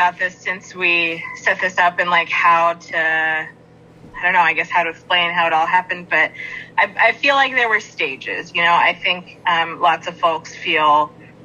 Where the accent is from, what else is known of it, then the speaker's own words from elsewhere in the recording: Northern Virginia, United States; moved away as an adult; also born or lived in Fairbanks, Alaska; now in Traverse City, United States; I grew up outside of Washington, D.C. in the Northern Virginia area. I lived there almost my whole life until I was 22